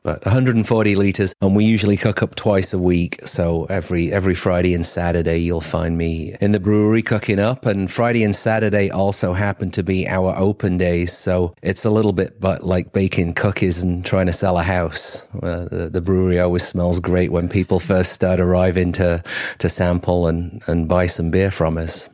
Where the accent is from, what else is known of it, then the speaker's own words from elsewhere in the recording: Cheshire, North West England, United Kingdom; accent: English; now in Mayne Island, Canada; I'm originally from Cheshire, uh, just, uh, about thirty miles south of, of Manchester.